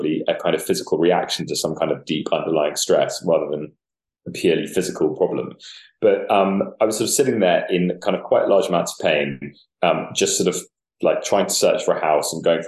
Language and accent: English; London, United Kingdom; I grew up in Camden Market, it's around that area